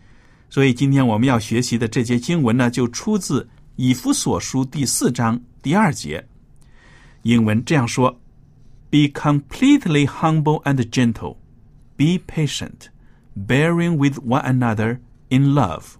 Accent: China; 我们中国人最强调做人要谦虚、谦卑

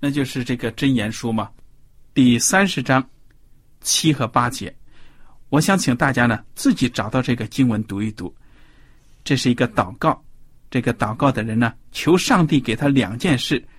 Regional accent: China; 我们中国的谚语

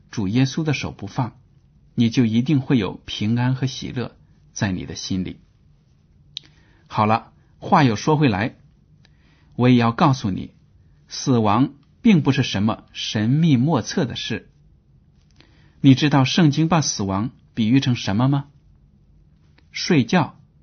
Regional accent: China; 我们中国人就很迷信，就很讨厌死亡

